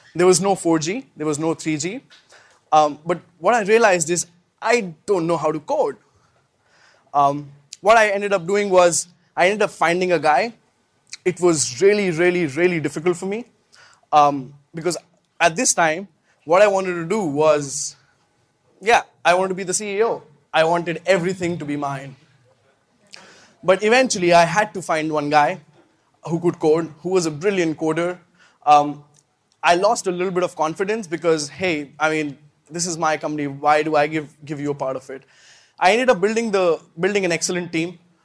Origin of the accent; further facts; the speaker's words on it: India; I come from India